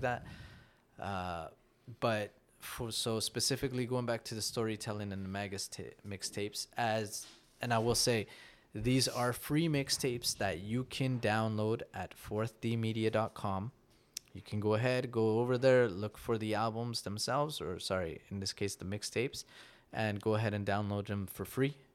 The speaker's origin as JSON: {"language": "English", "country": "Canada", "tie": "born or raised there", "also_born_or_lived": "Nicaragua", "said": "here in Canada, as a Canadian Latino"}